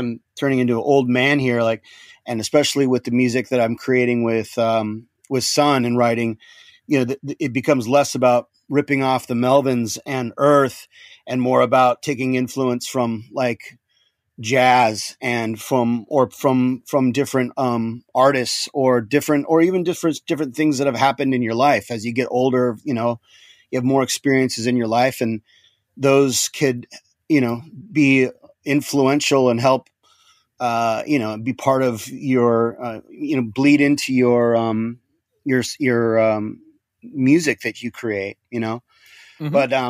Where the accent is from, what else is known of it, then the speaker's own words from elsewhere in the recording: Seattle, Washington, United States; also born or lived in Dallas, Texas; I was actually born in Dallas, Texas, but yeah, I moved to Seattle when I was 2 years old, and okay. I grew up in Seattle, so I spent from 1972 to 1996 in Seattle, Washington.